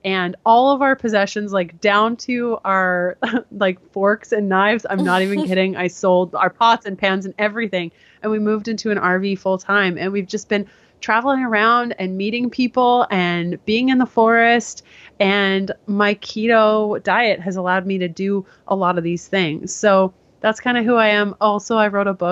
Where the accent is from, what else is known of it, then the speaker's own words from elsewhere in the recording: Canada; I am Canadian, and I only say that now because I'm in the States currently